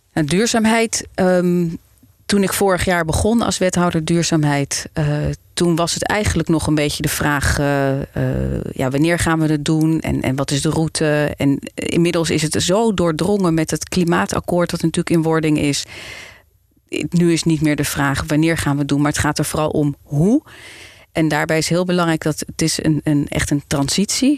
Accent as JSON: {"language": "Dutch", "town": "Amsterdam", "region": "North Holland", "country": "Netherlands", "tie": "born or raised there", "moved": "as an adult", "lives_now": "Zaandam, Netherlands", "said": "Ik ben eh, geboren en getogen Amsterdammer. En ik woon sinds 2002 in Zaanstad"}